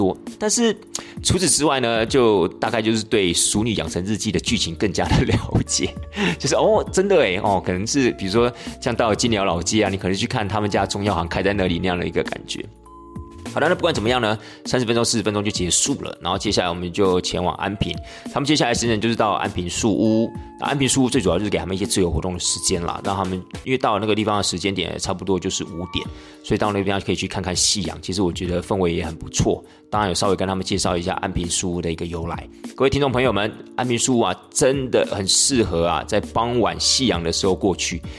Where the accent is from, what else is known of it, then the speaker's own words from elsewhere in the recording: Tainan, Taiwan; 因为其实我们台南人对这个运河看来看去不就不就是那个样子吗？